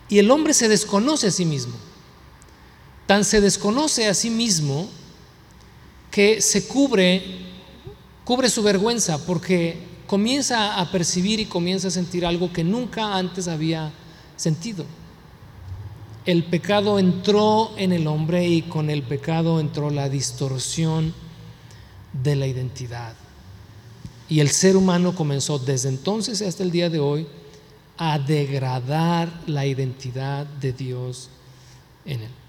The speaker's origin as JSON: {"language": "Spanish", "country": "United States", "tie": "born there", "said": "Pues, yo nací aquí en Estados Unidos, pero pues hablo español, tengo un nopal aquí tatuado, pues, o sea, nací aquí, pero no soy de aquí, ¿no?"}